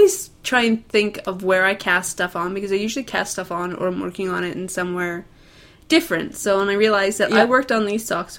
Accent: Okanagan, British Columbia, Canada; now in Calgary, Canada; where I grew up in the Okanagan

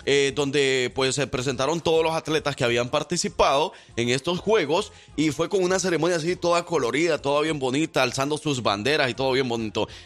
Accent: El Salvador; now in Alabama, United States; voy a hablarles de mi tierra, este es mi país

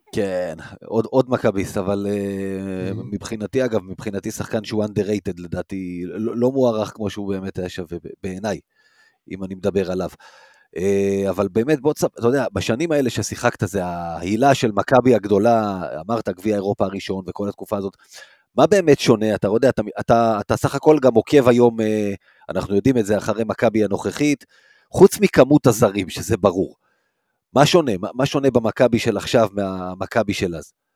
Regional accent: Rishon LeZion, Central District, Israel; גדלתי בראשון, לא גדלתי בתל אביב ולא גדלתי ביד אליהו

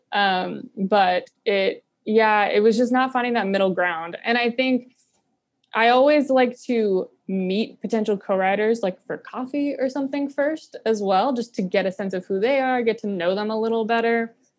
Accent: Pinehurst, North Carolina, United States; moved away as an adult; also born or lived in New York City; now in Nashville, United States; I'm originally from Pinehurst, North Carolina, which is just a bunch of golf courses and retirees

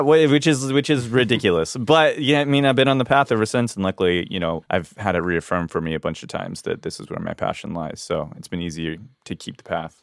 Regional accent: Hawaii, United States; I grew up in Hawaii

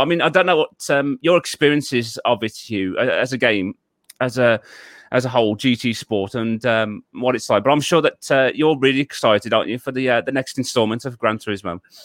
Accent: Wolverhampton, West Midlands, United Kingdom; I was originally born and raised in um, the city of uh, Wolverhampton in um, in the United Kingdom.

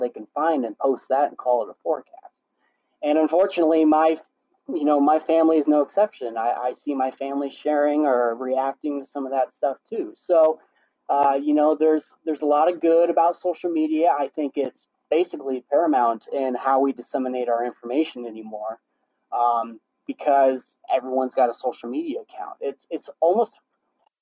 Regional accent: Nebraska, United States; I issue that are pushed out information for my hometown

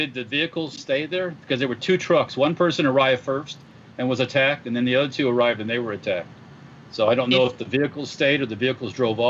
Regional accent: Florida, United States; I grew up in Florida for the most part

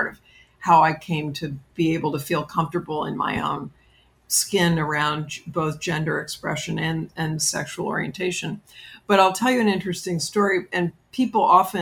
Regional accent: New York City, New York, United States; I grew up in New York City

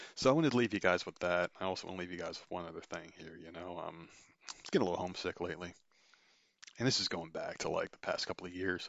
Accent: New Jersey, United States; my home state

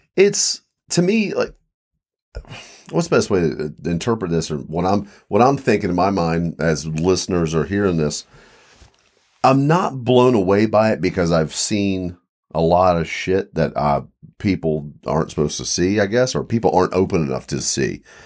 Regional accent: Eastern Shore, Maryland, Virginia, Mid-Atlantic, United States; I grew up in Mid-Atlantic, Eastern Shore, Maryland, Virginia.

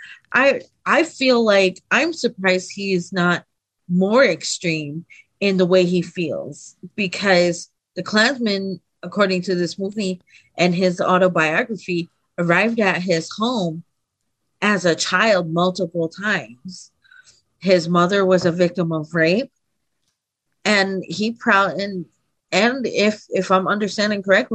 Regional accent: East Coast, United States; now in California, United States; I grew up on the East Coast

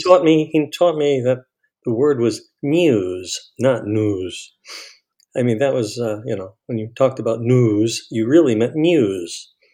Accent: New York City, New York, United States; moved away as an adult; also born or lived in Miami; my hometown was Far Rockaway.

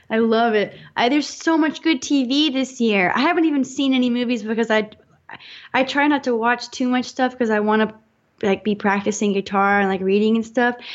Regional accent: the South, United States; it completely changed my changed my life pretty much because I'm from the South, and there's a lot of repression there

